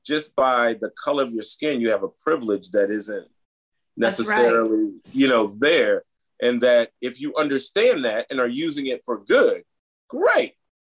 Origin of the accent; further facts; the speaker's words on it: the South, United States; moved away as an adult; now in Brunswick, Georgia, United States; I grew up in the South in the 70s